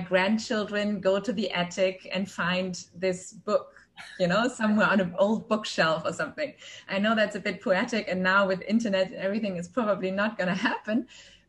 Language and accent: English; Germany; now in Dubai, United Arab Emirates; I'm originally from Germany, but I've lived across many countries and now for 9 years here in Dubai.